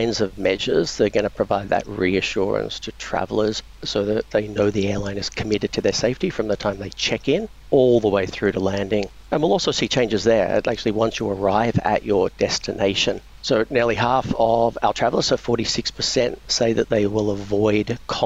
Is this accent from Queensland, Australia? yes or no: no; Victoria, Australia; now in Singapore; I'm originally from Victoria in Australia, and a lot of my family are still there.